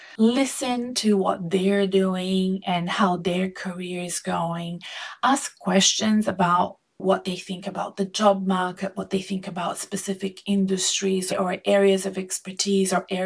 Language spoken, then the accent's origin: English; Melbourne, Victoria, Australia; also born or lived in Brazil; I am an Australian Brazilian living in Melbourne, Australia.